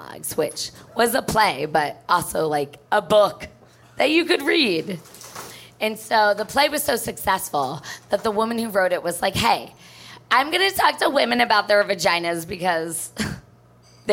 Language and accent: English; New Jersey, United States; moved away as an adult; also born or lived in New York City; now in Chicago, United States; I'm from New Jersey